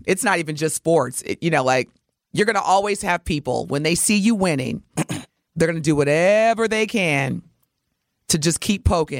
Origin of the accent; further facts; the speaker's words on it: Indiana, United States; And so, again, Indiana, and that's my home state, too. Come on, y'all. See, that's why I don't live there.